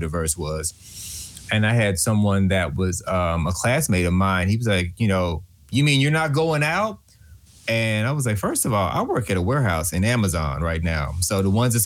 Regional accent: Texas, United States; I'm from Show Me Texas

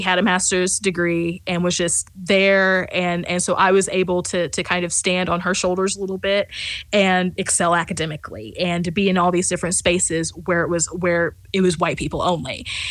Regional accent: rural West Central Missouri, United States; I grew up in in West Central Missouri, and so I grew up in rural West Central Missouri

